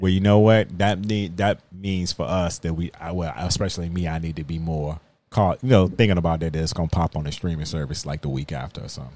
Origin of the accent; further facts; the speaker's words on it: Virginia, United States; accent: drawl; I am from Virginia